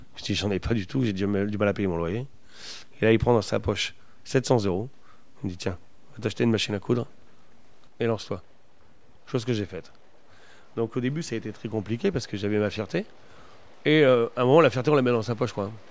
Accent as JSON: {"language": "French", "area": "the Nord", "region": "Hauts-de-France", "country": "France", "said": "chez nous dans le Nord"}